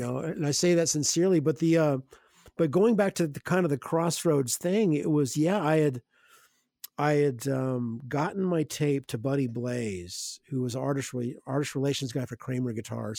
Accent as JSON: {"language": "English", "town": "Evansville", "region": "Indiana", "country": "United States", "tie": "born or raised there", "said": "I grew up in Evansville, Indiana, so somewhat of a smallish medium-sized Midwest town"}